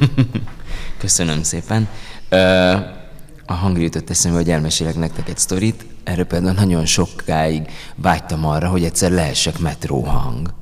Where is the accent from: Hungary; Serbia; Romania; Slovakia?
Hungary; Győr, Győr-Moson-Sopron; én Győrben születtem, ott, ott nőttem fel